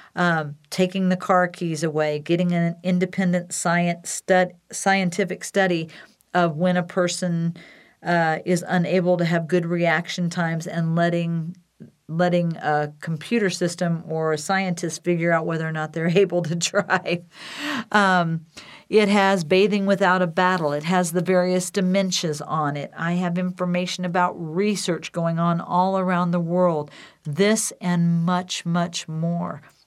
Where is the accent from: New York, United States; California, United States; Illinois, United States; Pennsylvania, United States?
Illinois, United States; Decatur; now in Wheat Ridge, United States; Decatur, Illinois, my hometown